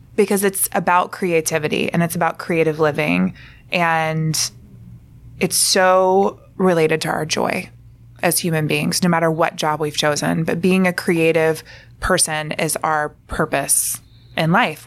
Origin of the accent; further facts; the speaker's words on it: Alabama, United States; moved away; I'm from Alabama